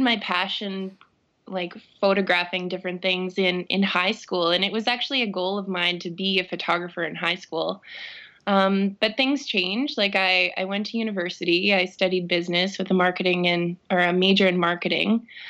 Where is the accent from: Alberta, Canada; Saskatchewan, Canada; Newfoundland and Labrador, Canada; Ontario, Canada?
Saskatchewan, Canada; Saskatoon; I'm born and raised in Saskatoon.